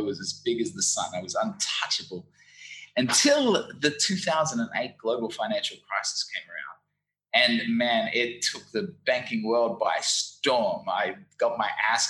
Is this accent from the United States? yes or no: no; Brisbane, Queensland, Australia; moved away as an adult; also born or lived in London / Saigon, Vietnam; now in Ho Chi Minh City, Vietnam; I'm originally from Brisbane, Australia. You might be able to tell from my funny accent.